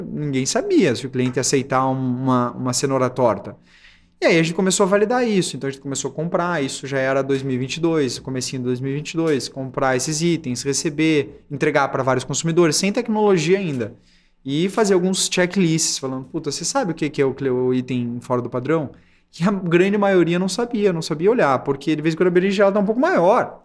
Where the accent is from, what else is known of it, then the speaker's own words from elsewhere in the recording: Curitiba, Paraná, Brazil; sou de Curitiba